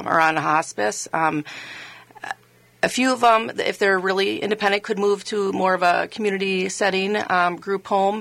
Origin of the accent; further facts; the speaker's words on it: Le Sueur, Minnesota, United States; I was actually born and raised in Minnesota